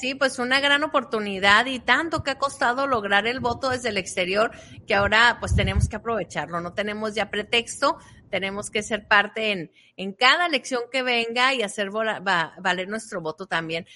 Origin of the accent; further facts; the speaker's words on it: Mexico; now in United States; poder ejercer tu derecho como mexicano